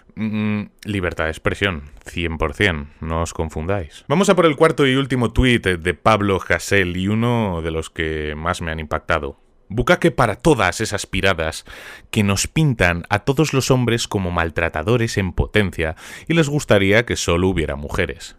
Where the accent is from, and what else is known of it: Spain